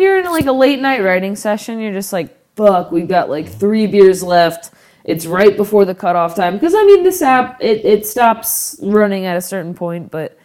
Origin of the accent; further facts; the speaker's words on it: Florida, United States; now in West Coast, United States; growing up in Florida